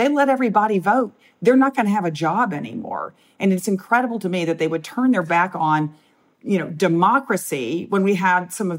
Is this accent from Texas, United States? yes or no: yes; Texas, United States; And the thought that now, as a Texan, that anyone in the state has fewer rights than I did that many years ago is incredible.